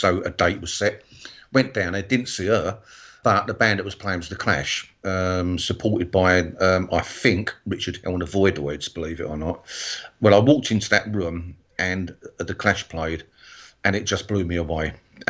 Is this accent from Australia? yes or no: no; England, United Kingdom; also born or lived in Bristol, England; being an English person, not living in America